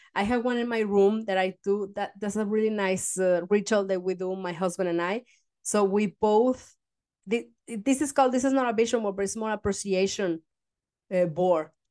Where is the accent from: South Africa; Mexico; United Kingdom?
Mexico; now in Denmark; I come from Mexico